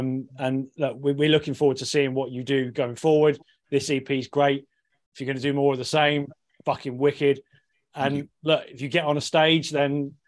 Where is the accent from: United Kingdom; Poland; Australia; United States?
United Kingdom; Redruth, South West England; moved away; I'm from Redruth.